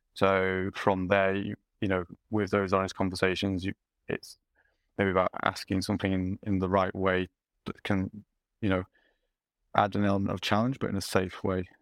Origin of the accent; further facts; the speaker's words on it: Yorkshire and the Humber, United Kingdom; as a Yorkshireman